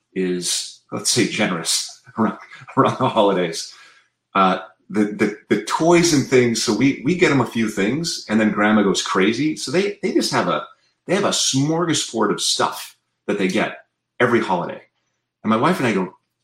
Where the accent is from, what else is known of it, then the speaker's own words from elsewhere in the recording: South Dakota, United States; now in Berkeley, United States; I grew up in South Dakota